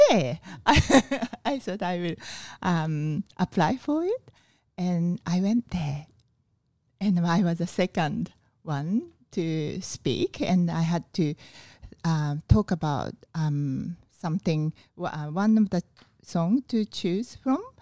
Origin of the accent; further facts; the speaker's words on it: Fukuoka, Japan; English is a second language; Fukuoka City.